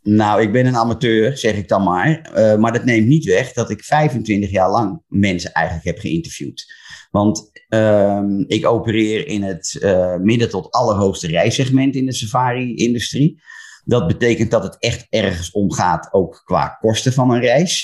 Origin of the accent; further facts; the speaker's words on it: Laren, North Holland, Netherlands; moved away as an adult; now in Breukelen, Netherlands; Geboren in Laren, in het mooie Gooi, maar woon inmiddels al 20 jaar in Breukelen.